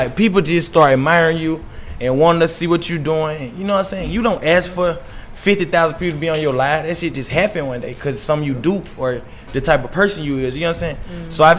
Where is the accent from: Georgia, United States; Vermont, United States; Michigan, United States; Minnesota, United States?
Georgia, United States; Augusta; moved away as an adult; now in Atlanta, United States; So, I'm from Augusta, Georgia.